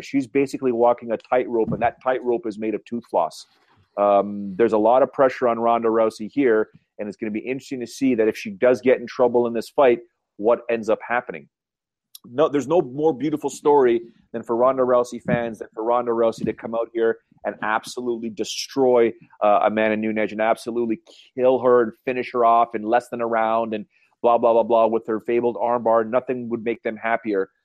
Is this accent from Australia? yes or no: no; Canada; accent: Canadian; my Canadian accent